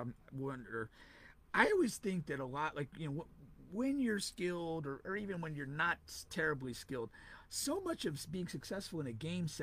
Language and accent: English; Connecticut, United States; also born or lived in Central Florida; now in Florida, United States; I'm originally from Connecticut.